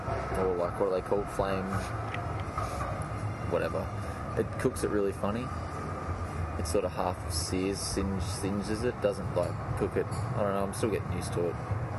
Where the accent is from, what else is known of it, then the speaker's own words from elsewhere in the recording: Victoria, Australia; I'm from Victoria